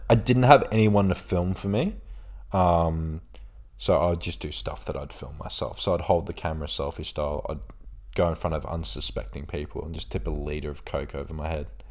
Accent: Australia; also born or lived in Bradford, England; I'm from Australia, I'm from here, like, it's a nice place

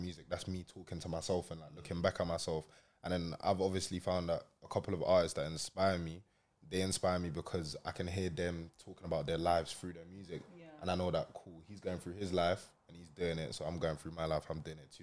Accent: London, United Kingdom; also born or lived in Lancashire; now in Manchester, United Kingdom; I was raised in London. I came oh, here uh, three years ago.

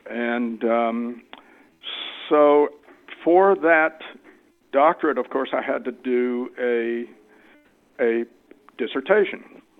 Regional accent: Chattanooga, Tennessee, United States; also born or lived in Lancaster County, Pennsylvania; now in Brooklyn, United States; I'm not originally from Brooklyn. I'm originally from the Amish country in Pennsylvania. I wasn't raised Amish, but southeastern Pennsylvania, Lancaster County. You may have heard of Lancaster County. But most of my formative years, elementary, junior high, and high school, were spent in Chattanooga, Tennessee.

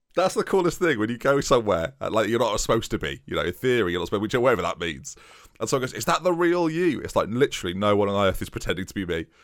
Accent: United States; accent: American; my American accent

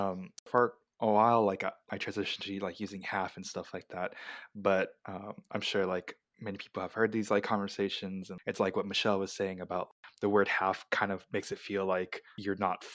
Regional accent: United States; moved away as an adult; now in Japan; I am Japanese, Mexican, but I'm from America.

